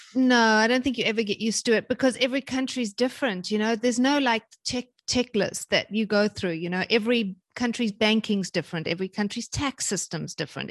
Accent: South Africa; moved away as an adult; also born or lived in London / Germany / North Carolina / Kansas; now in Hawaii, United States; I'm South African originally

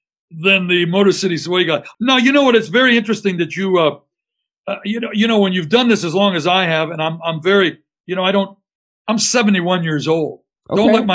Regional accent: Windsor, Ontario, Canada; moved away as an adult; now in Detroit, United States; I'm a Canadian guy from Windsor, Ontario, across the river, that's been adopted by one of the greatest music cities in the world.

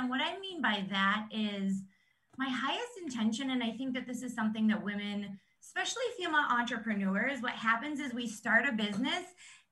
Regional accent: New York, United States; moved away as an adult; now in Phoenix, United States; I'm actually from New York, and now we live in Phoenix

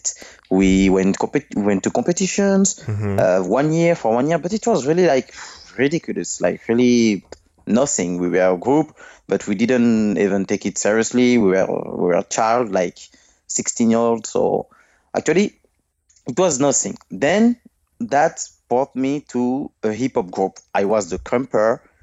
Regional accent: Villepinte, Île-de-France, France; English is a second language; also born or lived in Guadeloupe / Martinique; I've been born from maybe near from Paris. This is a little city named Villepinte. This is really near from Paris. I've born there.

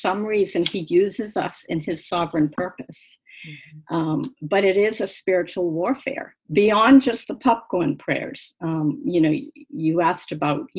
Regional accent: Boston, Massachusetts, United States; moved away as an adult; now in Florida, United States; We're from the Northeast. We're from Boston area, but we've lived in Florida now for 28 or 29 years.

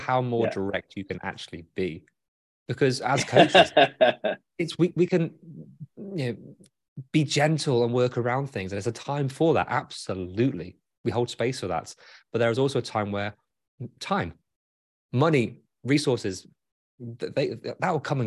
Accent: United Kingdom; accent: British; my British accent

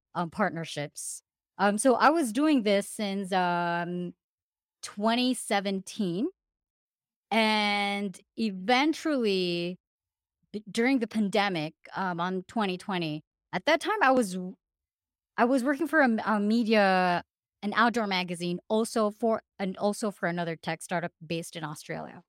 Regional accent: Philippines; moved away; I'm originally from the Philippines

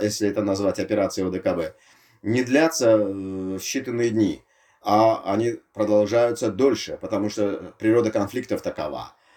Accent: Tashkent, Uzbekistan; я из Ташкента

